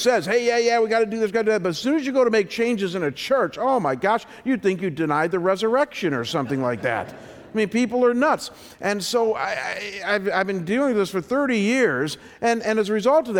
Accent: Chagrin Falls, Ohio, United States; now in Scottsdale, United States; my hometown of Chagrin Falls

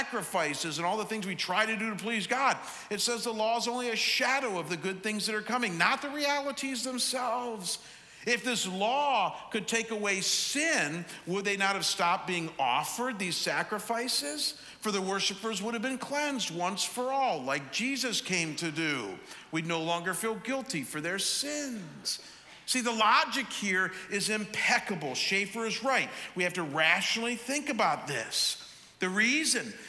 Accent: Chagrin Falls, Ohio, United States; now in Scottsdale, United States; people who live in my hometown of Chagrin Falls.

